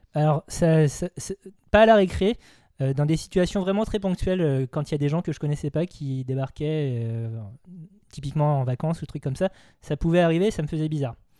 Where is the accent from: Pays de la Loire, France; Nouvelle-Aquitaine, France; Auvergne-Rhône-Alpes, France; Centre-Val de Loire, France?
Pays de la Loire, France; Vendée; moved away as an adult; also born or lived in Nantes / Paris; J'ai grandi en Vendée dans une famille vendéenne car j'ai été adopté.